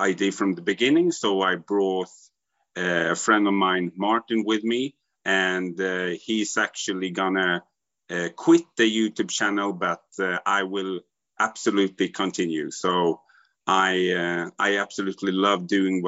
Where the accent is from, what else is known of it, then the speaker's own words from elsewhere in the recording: Sweden; I'm from Sweden